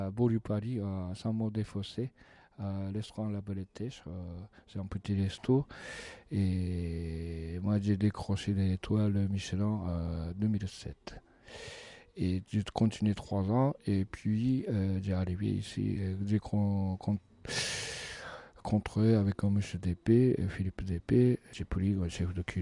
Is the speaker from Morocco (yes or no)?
no; Sapporo, Hokkaido, Japan; French is a second language; moved away as an adult; also born or lived in Tokyo, Japan; now in France; Je suis né à Hokkaido à Sapporo.